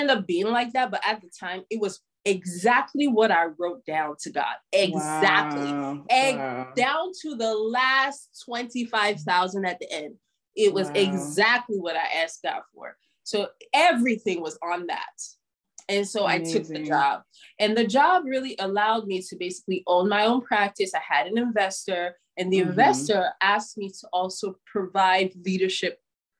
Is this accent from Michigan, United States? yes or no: no; Washington, District of Columbia, United States; moved away as an adult; also born or lived in Virginia / Maryland / Philadelphia; I'm from the Washington, D.C. area. I've always lived in a suburb. I've even lived in a Virginia suburb or a Maryland suburb